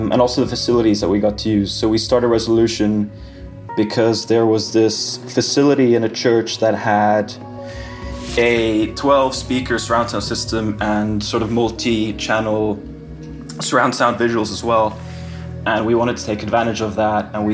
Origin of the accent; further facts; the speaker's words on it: Switzerland; moved away as an adult; also born or lived in Finland; now in London, United Kingdom; I'm from Finland, but I grew up in Switzerland, actually. But I moved to London to study when I was 18.